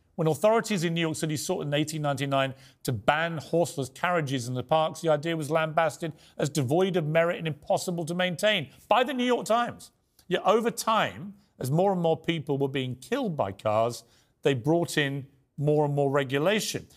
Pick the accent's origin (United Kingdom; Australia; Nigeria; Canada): United Kingdom; accent: British; as a Brit